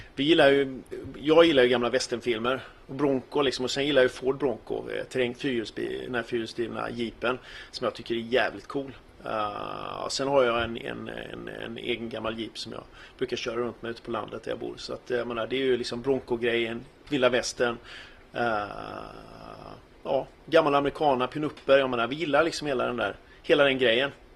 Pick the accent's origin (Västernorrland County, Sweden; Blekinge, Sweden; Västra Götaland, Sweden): Västra Götaland, Sweden; Gothenburg; Jag är ju gammal göteborgare och var med i de första punkbanden här i Göteborg